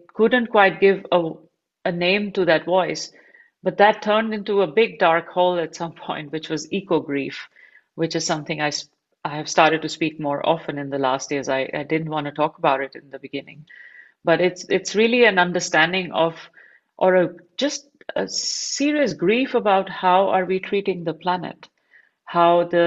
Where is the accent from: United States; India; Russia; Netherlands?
India; Delhi; moved away; also born or lived in Barcelona; I grew up in Delhi in India